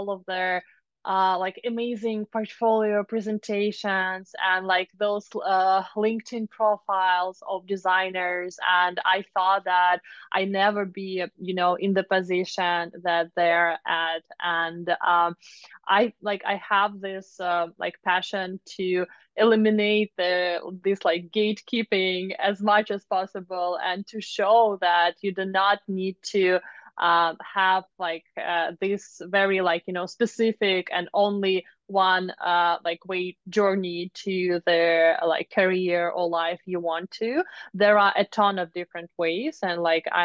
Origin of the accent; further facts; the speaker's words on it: Moscow, Russia; moved away as an adult; now in United States; I'm from Moscow, Russia